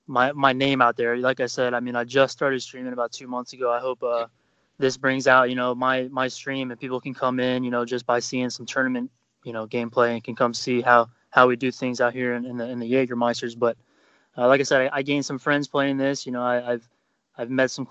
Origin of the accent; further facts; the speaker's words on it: Florida, United States; moved away as an adult; now in Germany; I'm from Florida. I'm a military guy, so I live in Germany right now